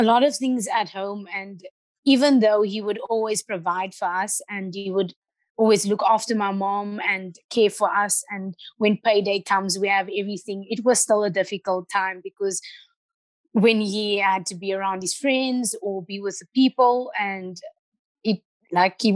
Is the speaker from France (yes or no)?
no; Port Elizabeth, Eastern Cape, South Africa; I grew up in Boysen's Park. I started judo in Boysen's Park.